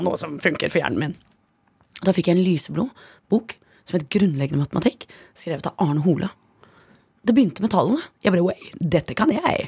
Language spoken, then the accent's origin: Norwegian; Oslo, Norway; jeg vokste opp på Ammerud